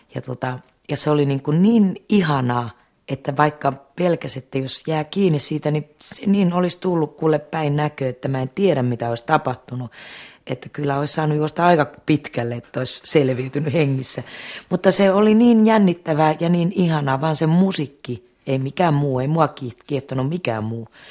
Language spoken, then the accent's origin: Finnish; Laukaa, Central Finland, Finland; Sy Jussila oli mun keskikoulussa mun musiikkinopettaja ja Laukaan kanttori. Ja hän sitten niinku opasti omalla tavallaan sitten mua siellä Laukaassa